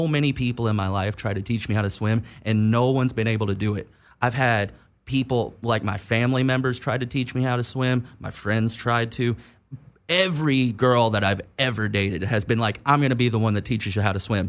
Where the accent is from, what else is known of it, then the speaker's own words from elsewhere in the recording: East Coast, United States; regardless of like growing up on the East Coast, you obviously didn't have to deal with this so much, but I had snow days.